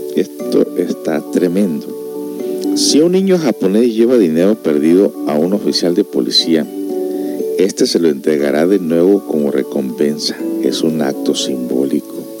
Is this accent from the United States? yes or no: yes; Los Angeles, California, United States; yo crecí en Los Ángeles, California